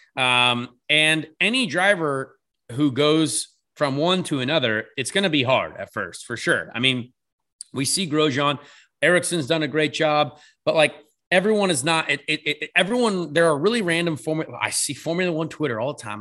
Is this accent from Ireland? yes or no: yes; Ireland; I'm an Irish fella.